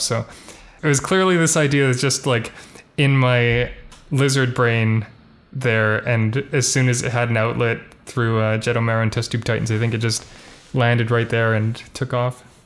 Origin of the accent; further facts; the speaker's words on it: Vancouver, British Columbia, Canada; also born or lived in Halifax; my parents moved back here after, like, the first year